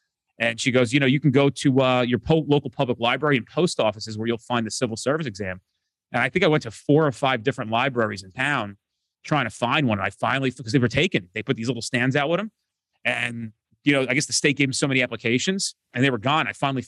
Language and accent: English; New Jersey, United States; I'm from New Jersey.